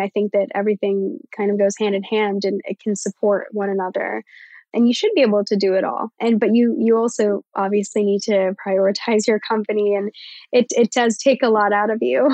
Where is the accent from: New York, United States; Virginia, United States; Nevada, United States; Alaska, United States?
Virginia, United States; I'm from Virginia.